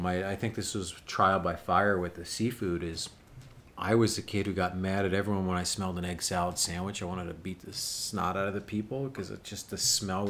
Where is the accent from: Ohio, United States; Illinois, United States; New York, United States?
New York, United States; that's growing up in New York